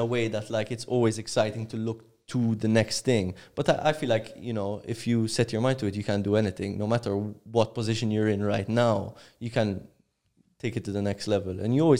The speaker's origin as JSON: {"language": "English", "country": "Cyprus", "said": "I'm from Cyprus."}